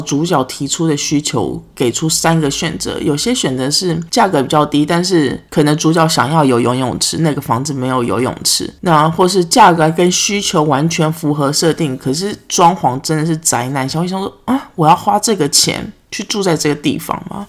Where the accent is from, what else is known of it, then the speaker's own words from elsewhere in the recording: Taiwan; moved away; 我来自台湾啊